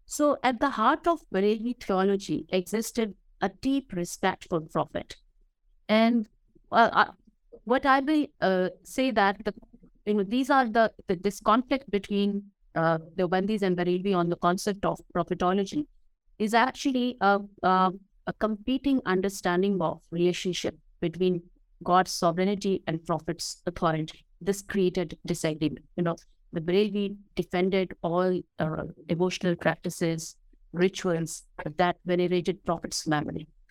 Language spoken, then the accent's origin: English; Chakwal district, Punjab, Pakistan; this is my hometown